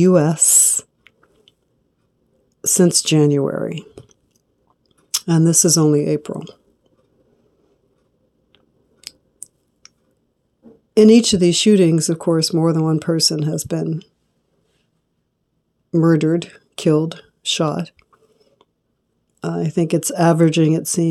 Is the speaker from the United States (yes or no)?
yes; Los Angeles, California, United States; I'm from Los Angeles, not too far from Compton